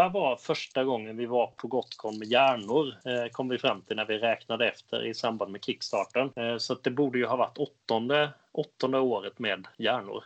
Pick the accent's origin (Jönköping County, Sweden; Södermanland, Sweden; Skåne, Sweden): Skåne, Sweden; now in Gothenburg, Sweden; Jag är uppvuxen i Skåne.